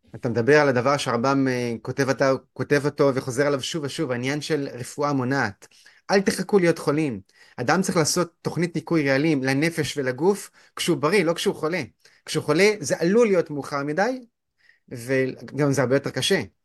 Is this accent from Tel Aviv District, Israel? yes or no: no; Haifa, Haifa District, Israel; אני גדלתי בחינוך לא דתי, בית ספר ריאלי בית ספר ריאלי בחיפה